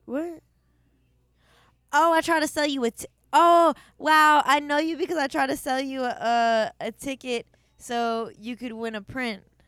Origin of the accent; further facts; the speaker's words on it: Canton, Ohio, United States; I was born in Canton, Ohio